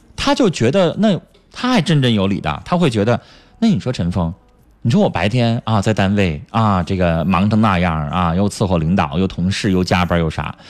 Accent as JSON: {"language": "Chinese", "region": "Northeast China", "country": "China", "accent": "Northeastern", "said": "咱们东北话"}